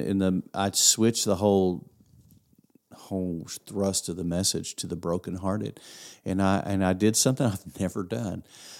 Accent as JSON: {"language": "English", "region": "Ohio", "country": "United States", "said": "I'm new. We're from Ohio. We were visiting town."}